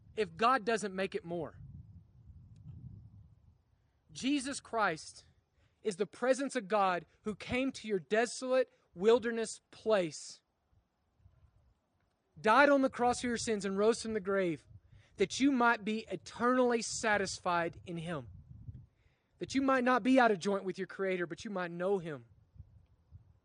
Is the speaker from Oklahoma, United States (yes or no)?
yes; Oklahoma, United States; I grew up in Oklahoma